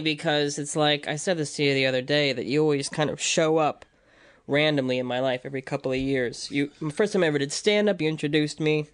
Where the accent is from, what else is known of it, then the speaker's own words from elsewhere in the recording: Libertyville, Illinois, United States; moved away; I'm from Illinois, Libertyville, Illinois, so it's just, like, on the border